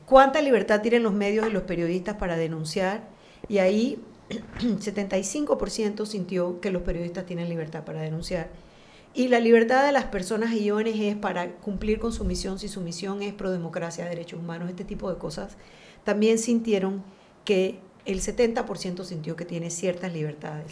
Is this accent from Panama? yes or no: yes; Panama; nos dicen el material humano que somos los panameños